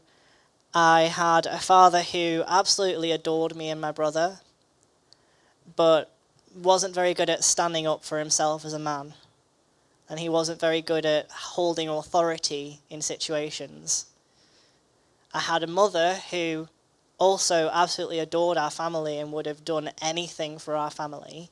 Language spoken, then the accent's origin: English; Manchester, North West England, United Kingdom; I was born in Manchester.